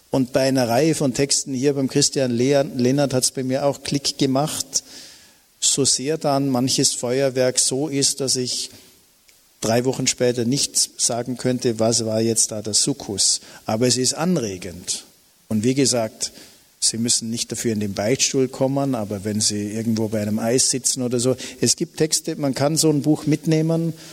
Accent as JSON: {"language": "German", "town": "Bregenz", "region": "Vorarlberg", "country": "Austria", "tie": "born or raised there", "also_born_or_lived": "Innsbruck", "said": "Ich bin natürlich auch mit Engeln aufgewachsen bei Sacré-Cœur-Schwestern in Bregenz, die mich behüten und so weiter."}